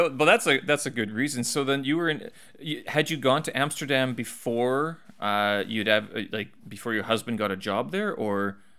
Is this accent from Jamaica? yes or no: no; Canada; And I'm like, no, I'm just white and I'm Canadian, but I have Ukrainian lineage.